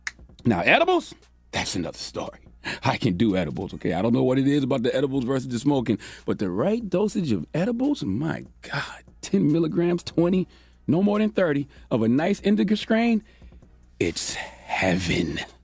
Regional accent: Moncks Corner, South Carolina, United States; when I was a young lad growing up in Monk's Corner, South Carolina

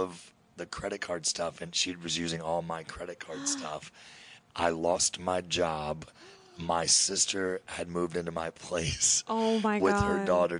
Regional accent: Kentucky, United States; I'm from Kentucky.

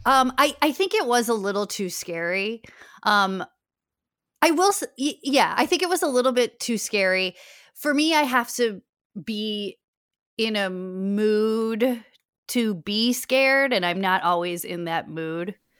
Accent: Chicago, Illinois, United States; moved away as an adult; also born or lived in New York / Los Angeles; now in Chicago, United States; I'm from Chicago

